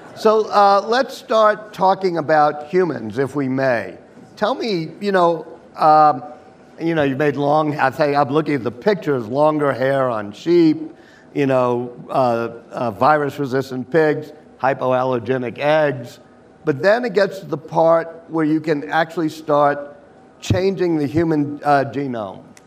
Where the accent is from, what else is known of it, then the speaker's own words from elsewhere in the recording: Louisiana, United States; my home state of Louisiana